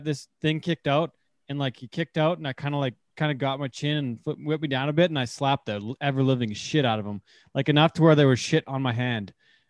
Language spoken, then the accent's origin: English; Drayton Valley, Alberta, Canada; It was my hometown rodeo